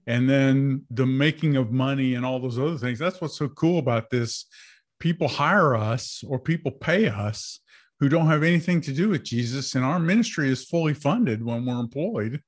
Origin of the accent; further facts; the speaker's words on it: United States; I was born in America